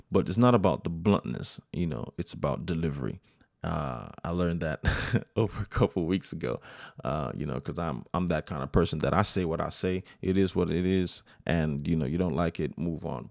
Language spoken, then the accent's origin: English; United States; I was born, I'm first generation American, born here in the United States